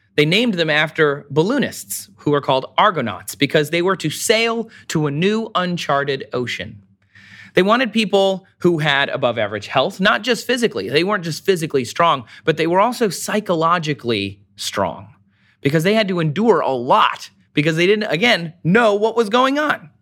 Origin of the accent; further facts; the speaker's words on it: Michigan, United States; I'm from Michigan.